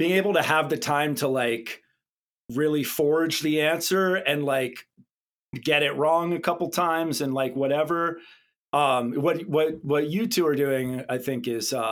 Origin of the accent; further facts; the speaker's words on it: Southern California, United States; I grew up here in... my family moved out here when I was like 11 years old. So pretty much grew up out here